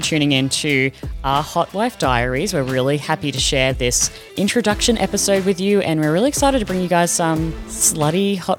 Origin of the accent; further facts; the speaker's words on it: Australia; now in Netherlands; I am Australian. I'm 37, and I currently live in the Netherlands. So I'm in Europe.